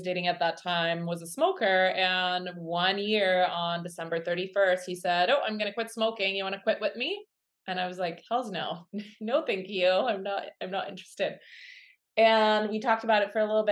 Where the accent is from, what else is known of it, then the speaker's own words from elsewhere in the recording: Quebec City, Quebec, Canada; now in Kamloops, Canada; I grew up in Quebec City and I'm a child of the 80s